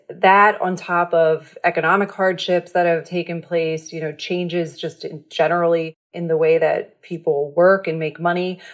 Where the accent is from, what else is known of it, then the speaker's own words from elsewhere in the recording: Levittown, Pennsylvania, United States; moved away; I'm from Levittown, Pennsylvania, outside, a suburb of Philly